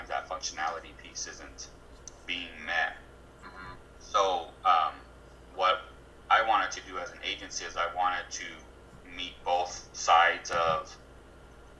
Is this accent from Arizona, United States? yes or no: yes; Arizona, United States; I'm born and raised in Arizona, so I have a really close connection.